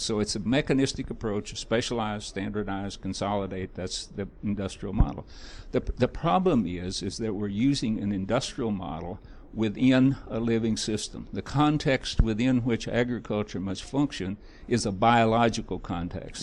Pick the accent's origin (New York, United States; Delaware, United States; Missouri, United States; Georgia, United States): Missouri, United States; I'm from Missouri